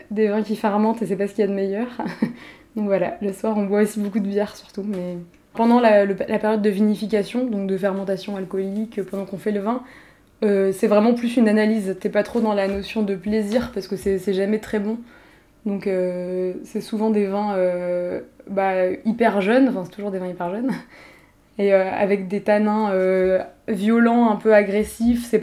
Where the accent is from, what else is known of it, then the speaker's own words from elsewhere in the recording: France; Tout simplement parce que je suis française, déjà. Donc voilà, dans le monde du vin, clairement, on va pas se mentir, c'est un, gros avantage.